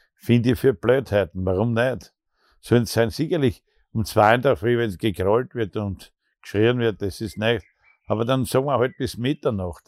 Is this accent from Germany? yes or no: no; Austria; bei uns in Österreich